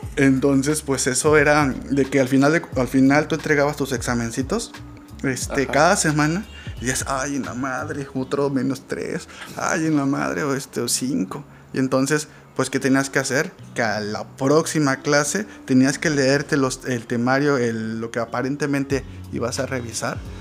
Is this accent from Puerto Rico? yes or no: no; Mexico; soy un ciudadano mexicano